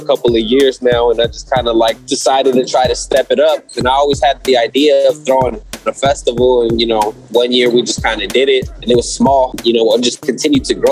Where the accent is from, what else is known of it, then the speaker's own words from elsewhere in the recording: Ontario, California, United States; my hometown